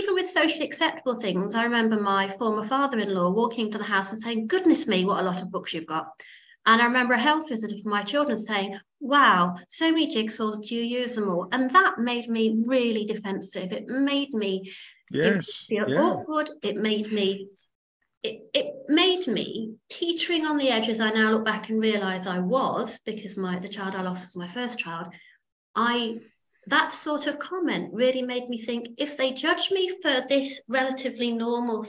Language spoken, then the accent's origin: English; Derbyshire, East Midlands, United Kingdom; I grew up in Derbyshire